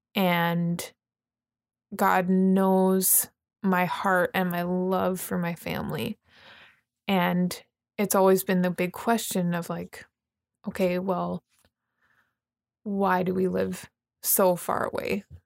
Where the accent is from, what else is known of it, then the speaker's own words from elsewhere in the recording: Vernon, British Columbia, Canada; moved away; I'm from Vernon, British Columbia, Canada